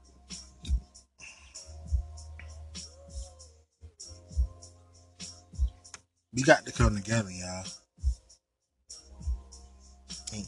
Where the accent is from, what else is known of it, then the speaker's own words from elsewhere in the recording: United States; I am African American. I am a black man